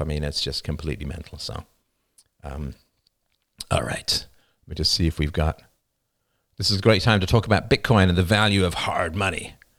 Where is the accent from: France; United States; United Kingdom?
United Kingdom; England; moved away; I grew up in England